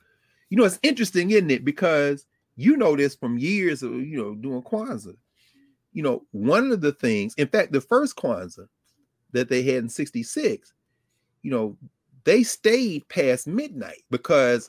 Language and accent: English; Tennessee, United States; my home state of Tennessee